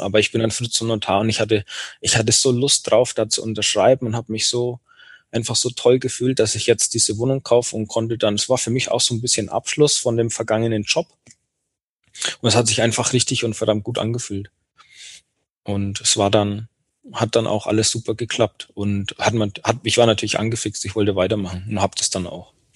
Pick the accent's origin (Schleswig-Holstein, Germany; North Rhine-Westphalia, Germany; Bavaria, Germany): Bavaria, Germany; Bayreuth; in meiner Geburtsstadt in Bayreuth